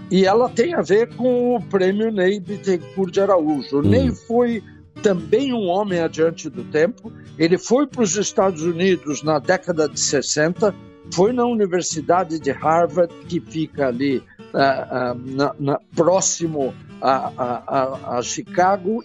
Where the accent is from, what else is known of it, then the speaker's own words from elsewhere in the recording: Brazil; nós, ah, como brasileiros